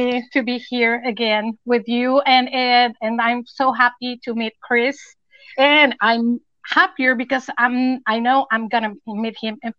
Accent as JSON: {"language": "English", "region": "Mexico City", "country": "Mexico", "moved": "as an adult", "lives_now": "Acapulco, Mexico", "said": "I'm originally from Mexico City, but I've lived in Acapulco, Mexico for 25 years."}